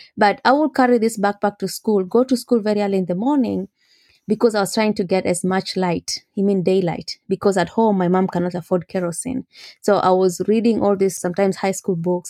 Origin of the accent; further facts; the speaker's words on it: Mogotio, Baringo County, Kenya; moved away as an adult; also born or lived in Chicago, United States; now in United States; I grew up in Mogotio, which is, yes, four hours from Nairobi.